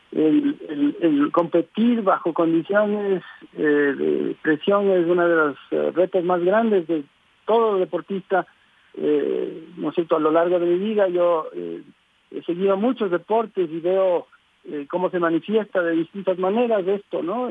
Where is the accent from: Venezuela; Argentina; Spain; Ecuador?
Ecuador